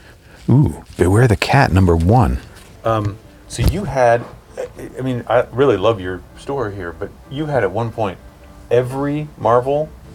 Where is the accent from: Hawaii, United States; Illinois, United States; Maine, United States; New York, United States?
Maine, United States; Orono; I grew up in Orono.